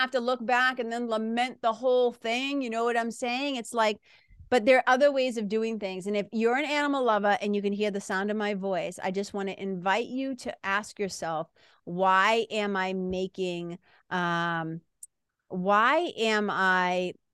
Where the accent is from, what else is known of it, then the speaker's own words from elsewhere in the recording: Massachusetts, United States; now in New Hampshire, United States; I live in New Hampshire, but I'm from Massachusetts. That's that accent